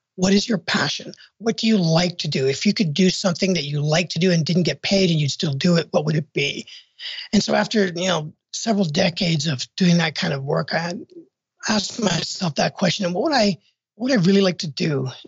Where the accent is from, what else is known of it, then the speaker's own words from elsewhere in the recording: Canada; moved away as an adult; now in United States; I'm from Canada originally